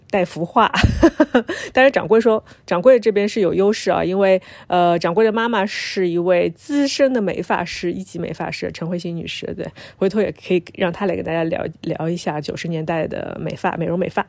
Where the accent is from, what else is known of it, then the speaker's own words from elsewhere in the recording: Shanghai, China; 能讲上海话，不是讲两句， 我是上海人，对，能讲上海话